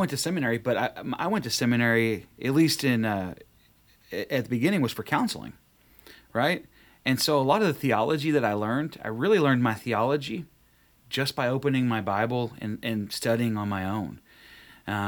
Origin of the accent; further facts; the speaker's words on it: North Texas, United States; moved away; I was born and raised in North Texas